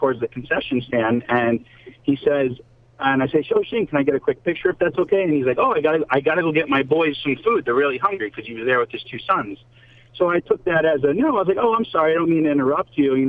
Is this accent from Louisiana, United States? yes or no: no; New Jersey, United States; No, I'm from New Jersey.